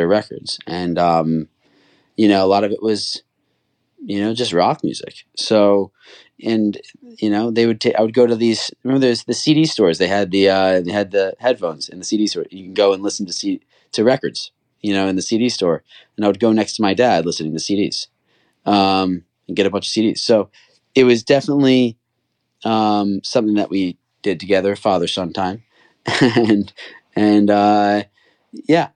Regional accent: Cherry Hill, New Jersey, United States; I grew up in Cherry Hill, in Cherry Hill, New Jersey, right outside of Philadelphia.

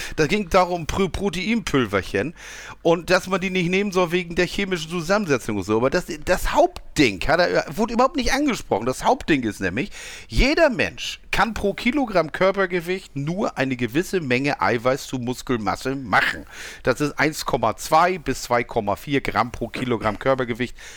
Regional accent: Switzerland; Ich bin ja Schweizer.

